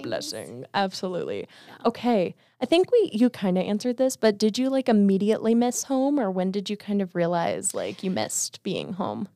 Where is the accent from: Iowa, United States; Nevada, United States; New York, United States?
Nevada, United States; Las Vegas; moved away as an adult; I'm from Vegas